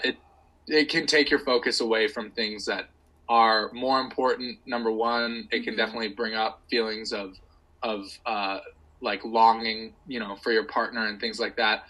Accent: United States; an American

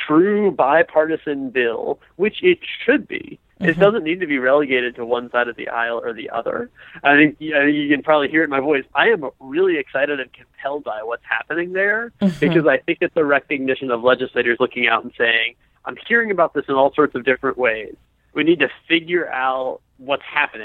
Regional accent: Ohio, United States; I'm actually from Ohio

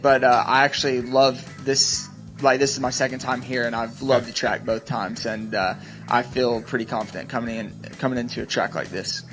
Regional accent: Charlotte, North Carolina, United States; I grew up in near Charlotte, North Carolina

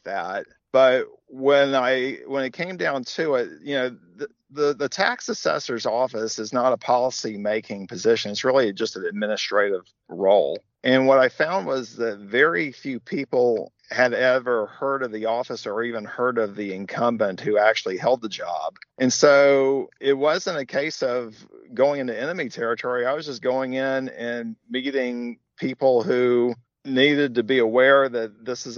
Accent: Montgomery, Alabama, United States; moved away as an adult; also born or lived in Birmingham, Alabama; I'm born and raised in Montgomery.

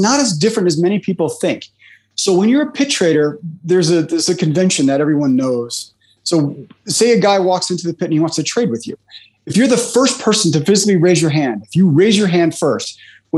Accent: Chicago, Illinois, United States; I'm from Chicago, Illinois, in the United States

